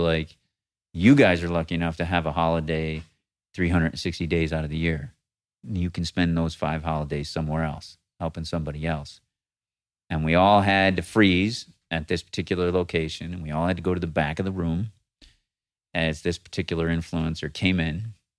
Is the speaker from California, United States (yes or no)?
no; Rochester, New York, United States; moved away; I was raised in Rochester, New York.